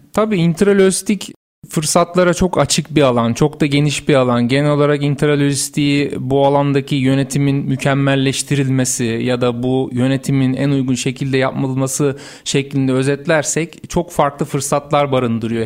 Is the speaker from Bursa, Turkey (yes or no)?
yes; Bursa, Turkey; Bursa doğumluyum. Uludağ Üniversitesi Makine Mühendisliği mezunuyum.